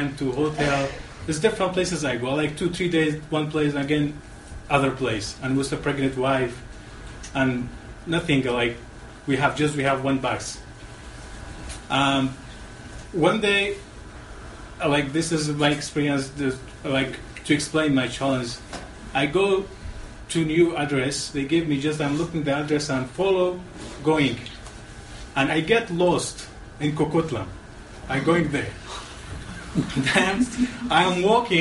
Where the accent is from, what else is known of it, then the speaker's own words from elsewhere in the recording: Mosul, Nineveh, Iraq; English is a second language; moved away as an adult; now in Vancouver, Canada; I'm a Kurdish from Iraq, North Iraq. There's a city, I'm from the city's name Mosul.